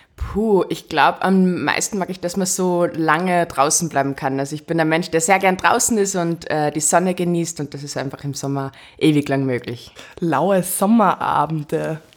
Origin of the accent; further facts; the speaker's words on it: Salzburg, Austria; am liebsten sind wir da zum Anifer Waldbad bei uns in Salzburg gefahren